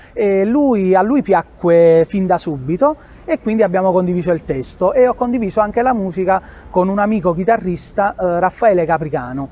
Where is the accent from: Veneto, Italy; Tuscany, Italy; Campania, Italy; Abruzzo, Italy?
Campania, Italy; Ercolano; vengo da Ercolano, classe 91 e vivo ai piedi del Vesuvio